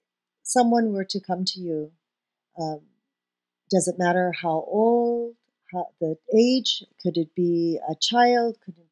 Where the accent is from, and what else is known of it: Hong Kong; born or raised there; moved away